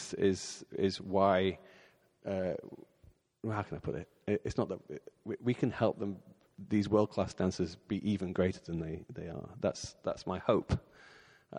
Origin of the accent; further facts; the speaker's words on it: Bolton, North West England, United Kingdom; I grew up in a place called Bolton, which is just north of Manchester in England.